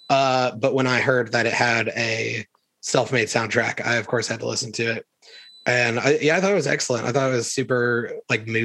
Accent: the South, United States; Growing up in the South, everybody can imagine those days where the the AC unit dies

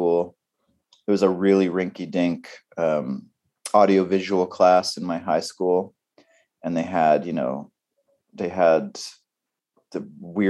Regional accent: Vancouver Island, British Columbia, Canada; moved away; also born or lived in Montreal; We grew up in on the west coast of Canada, on Vancouver Island

